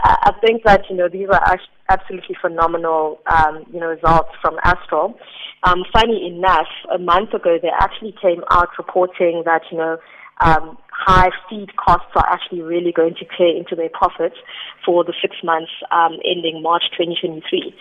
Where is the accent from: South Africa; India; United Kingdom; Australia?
South Africa; As the South African public